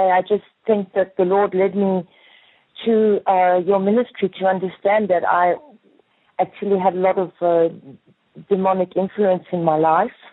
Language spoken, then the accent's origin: English; South Africa; moved away as an adult; when I arrived in Paris, I came from South Africa as a model.